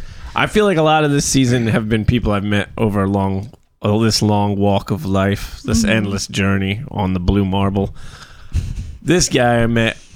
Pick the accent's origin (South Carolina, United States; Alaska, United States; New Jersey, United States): New Jersey, United States; Trenton; we're from Trenton